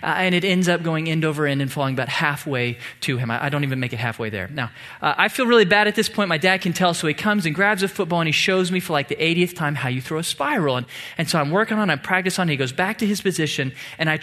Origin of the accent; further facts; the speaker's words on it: Tomball, Texas, United States; I grew up in Tomball, a small town about an hour south of here, where football is king